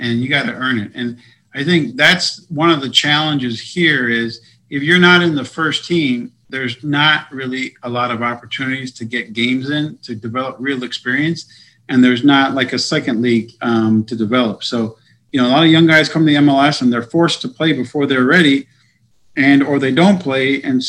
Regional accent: United States; And especially being American.

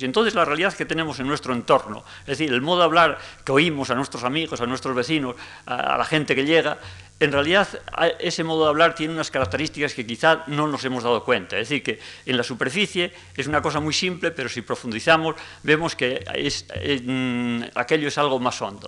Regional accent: Asturias, Spain; todos los asturianos

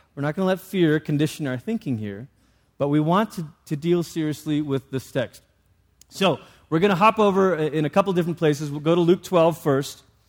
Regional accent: Malaysia; moved away; I grew up in Malaysia

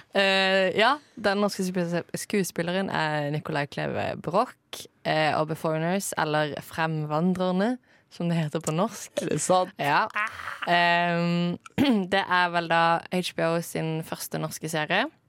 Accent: Norway

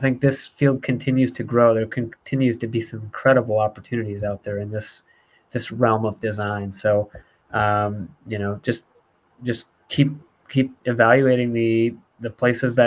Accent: Michigan, United States; moved away; I grew up in Michigan

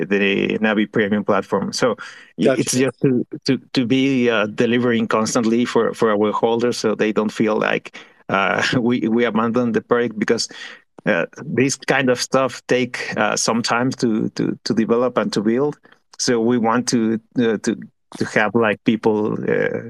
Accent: Mexico; We are from Mexico

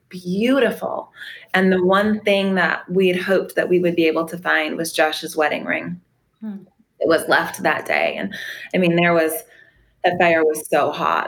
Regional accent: Arvada, Colorado, United States; moved away as an adult; now in Paradise, United States; We grew up in um, Arvada, Colorado

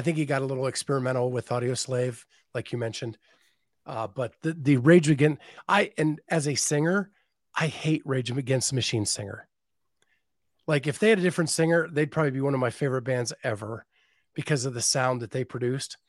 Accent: Western Pennsylvania, United States; growing up in Western Pennsylvania, we had one channel and Hee-Haw was on every week

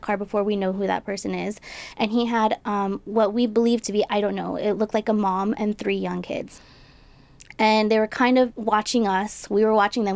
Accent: Del Rio, Texas, United States; I grew up in Delro, Texas.

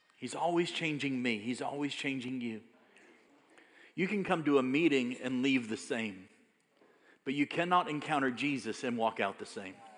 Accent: United States; I'm American

